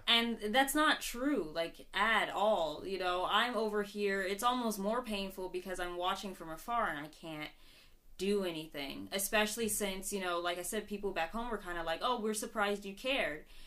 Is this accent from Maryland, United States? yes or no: yes; Upper Marlboro, Maryland, United States; moved away as an adult; also born or lived in Baltimore, Maryland; now in Japan; I grew up in Upper Marlboro, but I, I tend to claim Baltimore